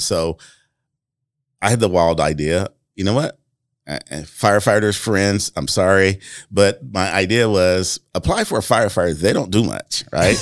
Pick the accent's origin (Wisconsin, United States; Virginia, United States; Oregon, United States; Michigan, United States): Michigan, United States; Flint; moved away as an adult; now in Marion, United States; growing up in Flint, Michigan